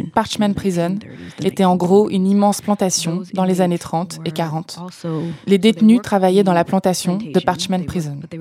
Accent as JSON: {"language": "French", "town": "DeLisle", "region": "Mississippi", "country": "United States", "tie": "born or raised there", "moved": "as an adult", "said": "Je suis retournée à Delille il y a six ans"}